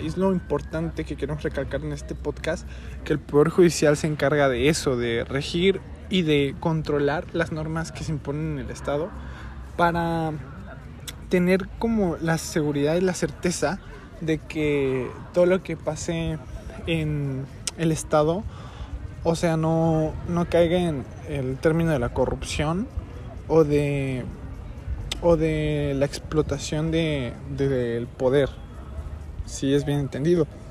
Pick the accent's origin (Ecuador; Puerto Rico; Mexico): Mexico